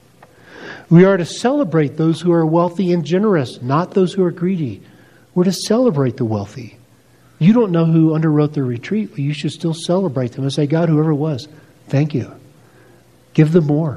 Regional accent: United States; being both American and wealthy

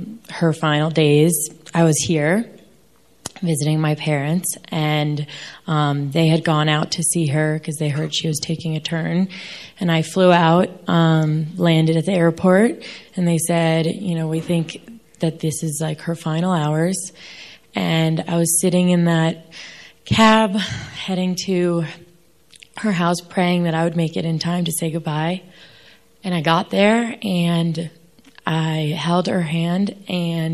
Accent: New York, United States; I'm from New York.

